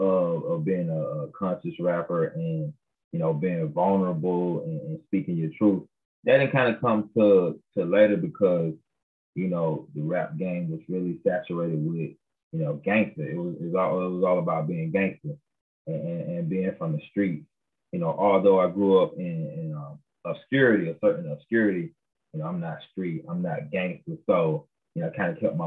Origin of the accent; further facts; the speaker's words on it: Tuskegee, Alabama, United States; also born or lived in Montgomery, Alabama; I'm originally, from Tuskegee, Alabama. Grew up in Tuskegee and Montgomery, Alabama.